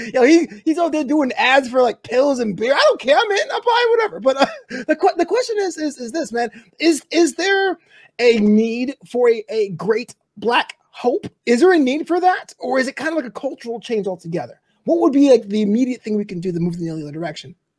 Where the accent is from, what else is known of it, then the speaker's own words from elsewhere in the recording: New York City, New York, United States; I'm from Brooklyn, born and raised